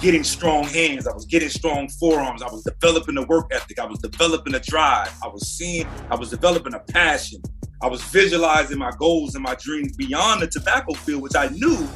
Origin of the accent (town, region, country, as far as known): North Carolina, United States; born or raised there